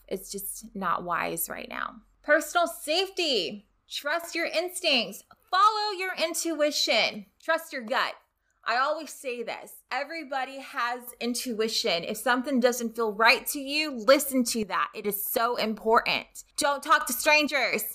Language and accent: English; Rio Grande Valley, Texas, United States; moved away as an adult; now in Houston, United States; I'm from the Rio Grande Valley